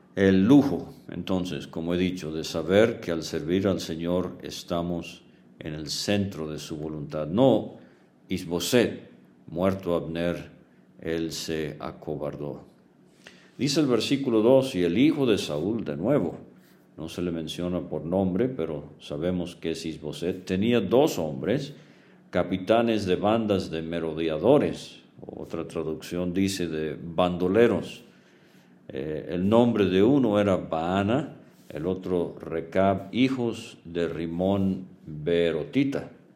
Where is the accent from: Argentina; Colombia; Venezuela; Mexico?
Venezuela; crecí en Venezuela